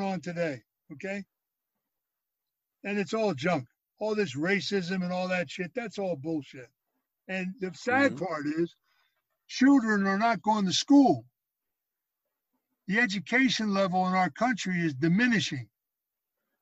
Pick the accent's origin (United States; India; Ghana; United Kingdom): United States; Philadelphia, Pennsylvania; I was raised in Philadelphia in a row home.